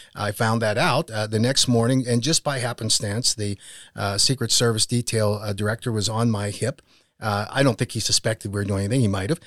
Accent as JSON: {"language": "English", "town": "Pittsburgh", "region": "Pennsylvania", "country": "United States", "tie": "born or raised there", "also_born_or_lived": "Utah County, Utah", "moved": "yes", "said": "my brothers and I, when we were growing up in Pittsburgh, Pennsylvania"}